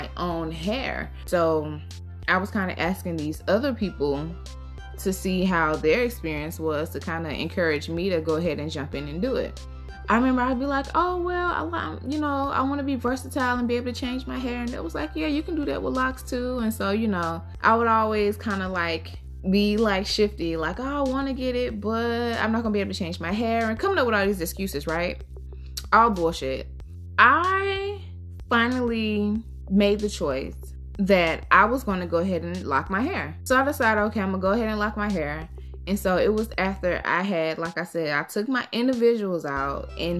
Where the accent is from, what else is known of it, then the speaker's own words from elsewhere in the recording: Georgia, United States; I grew up in the South. I grew up in Georgia.